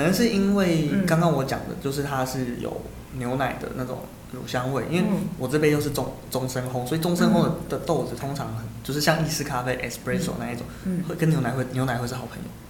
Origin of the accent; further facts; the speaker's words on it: Taiwan; 我们是台湾人